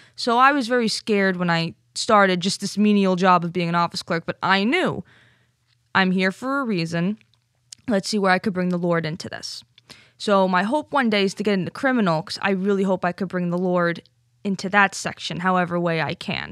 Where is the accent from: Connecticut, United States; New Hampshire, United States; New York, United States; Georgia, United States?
Connecticut, United States; Stamford; I'm from Stamford.